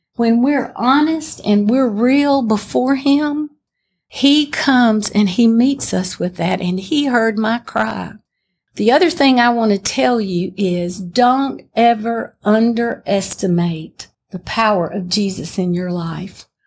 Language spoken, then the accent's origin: English; Pell City, Alabama, United States; I was born in Pell City, Alabama